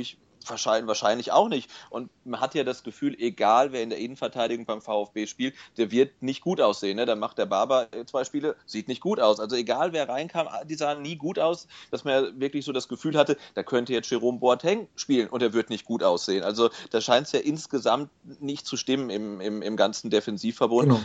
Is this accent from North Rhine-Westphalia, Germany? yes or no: yes; near Bielefeld, North Rhine-Westphalia, Germany; now in Stuttgart, Germany; ich komme ursprünglich aus der Nähe von Bielefeld